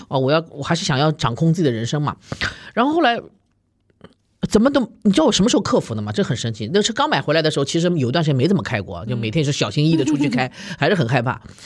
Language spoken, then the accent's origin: Chinese; China; also born or lived in United States; 我们中国人